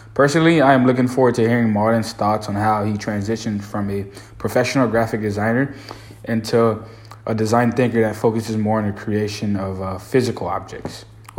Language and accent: English; Haiti; now in New Orleans, United States; I was born in Haiti